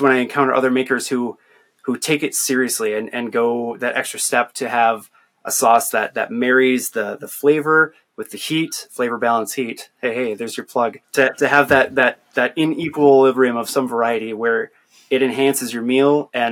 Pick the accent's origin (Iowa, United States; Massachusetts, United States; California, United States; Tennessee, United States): Iowa, United States; Northwest; since I grew up in Iowa, in Northwest Iowa, particularly like on a farm